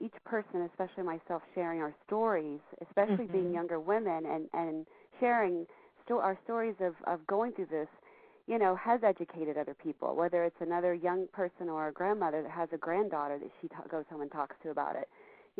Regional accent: Texas, United States; I'm from Texas, so I'm a football whore. I love my Cowboys.

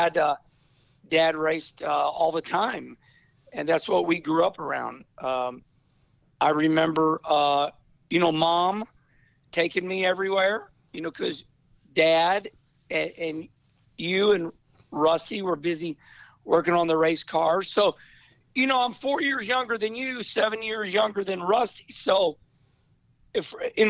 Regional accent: Rolla, Missouri, United States; growing up in Rolla, Missouri, 1963

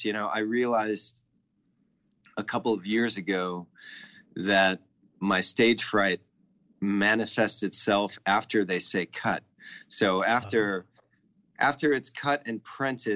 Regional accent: Texas, United States; I'm from Texas. I've only been out of the state once, and that's to go to California

